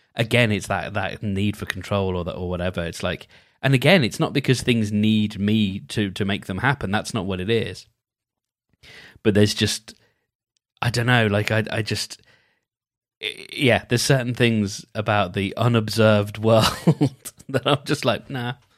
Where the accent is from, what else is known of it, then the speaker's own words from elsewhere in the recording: United Kingdom; as a Brit, I ha, I am duty bound to pronounce it Ackerman